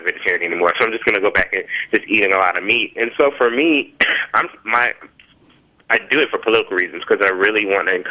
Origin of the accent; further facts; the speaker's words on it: Memphis, Tennessee, United States; moved away; also born or lived in New Orleans; I grew up in Memphis, Tennessee, like deep south.